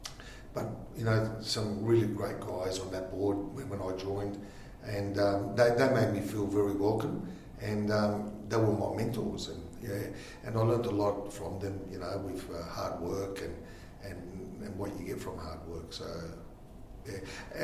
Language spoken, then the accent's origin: English; Collelongo, Abruzzo, Italy; born there; So Angelo was born in the same town I was born in Italy, in Collilongo.